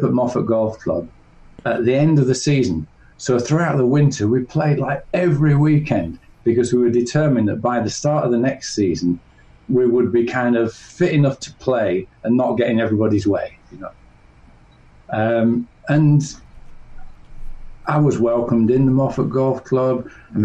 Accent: north of England, United Kingdom; I grew up in England, in the north of England.

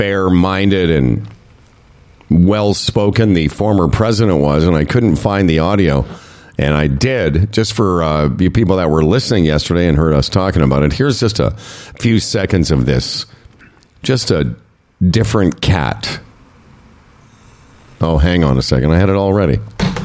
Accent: Saskatchewan, Canada; we're both from Saskatchewan

